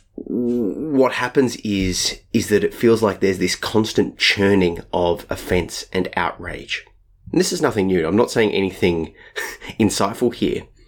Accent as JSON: {"language": "English", "country": "Australia", "said": "I'm Australian"}